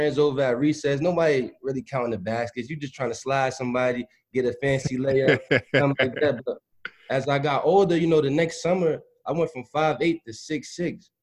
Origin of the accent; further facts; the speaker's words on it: New Jersey, United States; moved away as an adult; also born or lived in Louisville; I'm coming from Jersey